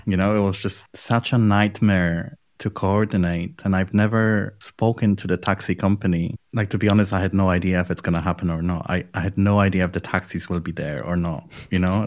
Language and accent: English; Poland; moved away as an adult; also born or lived in London, United Kingdom / Edinburgh, United Kingdom; now in Berlin, Germany; I'm from Poland